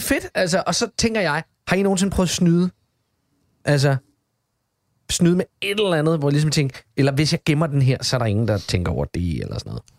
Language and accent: Danish; Odense, Southern Denmark, Denmark; moved away as an adult; jeg er jo en Odense-dreng, bor i Odense, born and raised, har været væk i 20 år